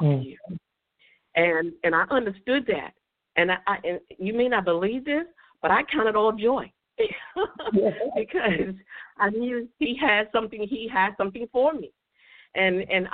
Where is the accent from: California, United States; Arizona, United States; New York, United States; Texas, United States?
New York, United States; New York City; I'm from Bronx, New York